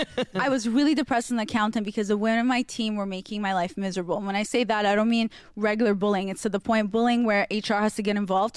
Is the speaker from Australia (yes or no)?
no; Russia; because I grew up, well, you know, in Russia